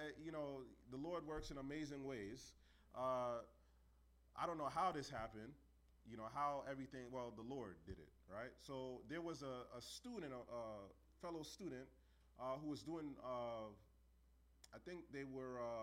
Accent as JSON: {"language": "English", "town": "New York City", "region": "New York", "country": "United States", "tie": "born or raised there", "said": "I grew up in New York City."}